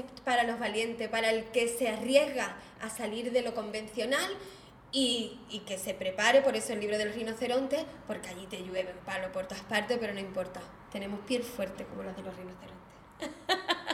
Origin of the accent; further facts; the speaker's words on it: Algeciras, Andalusia, Spain; yo soy de Algeciras